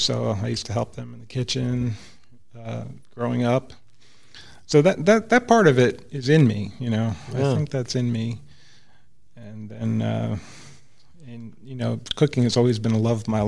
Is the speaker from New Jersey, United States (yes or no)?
yes; New Jersey, United States; moved away as an adult; also born or lived in Texas; now in Fort Worth, United States; I was born in New Jersey and lived there for, you know, good half of my life anyway. Yeah. So I'm from Jersey